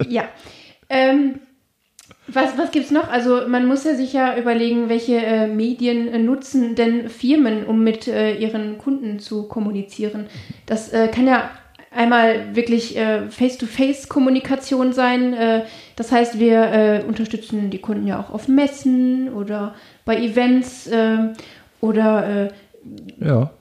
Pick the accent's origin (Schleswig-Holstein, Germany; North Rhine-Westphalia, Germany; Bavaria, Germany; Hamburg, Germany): North Rhine-Westphalia, Germany; Duisburg; Ich bin ja hier aufgewachsen in Neumühl